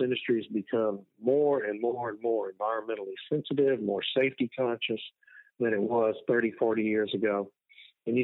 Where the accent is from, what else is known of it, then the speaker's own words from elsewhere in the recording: Beeville, Texas, United States; I grew up in Beeville